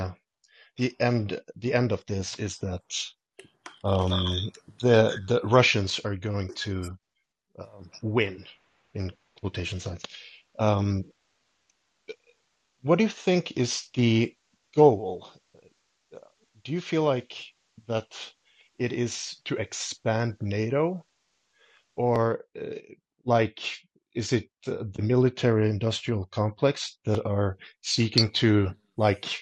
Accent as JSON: {"language": "English", "country": "Norway", "second_language": "English", "said": "I'm from Norway"}